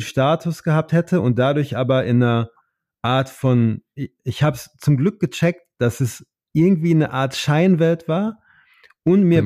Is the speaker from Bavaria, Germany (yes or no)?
no; Oer-Erkenschwick, North Rhine-Westphalia, Germany; moved away as an adult; also born or lived in United States; an meine Heimat, damit ich das nicht, ich wollte immer so weit wie möglich weg sein von OR Erkenschwick